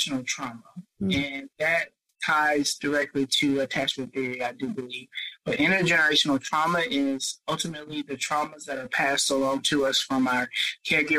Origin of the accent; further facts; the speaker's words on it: Spartanburg, South Carolina, United States; also born or lived in Rock Hill, South Carolina; I'm from Spartanburg, South Carolina, where I do work at a local university